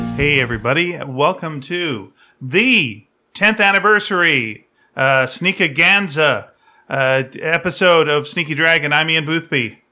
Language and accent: English; Delta, British Columbia, Canada; moved away; when I was growing up in North Delta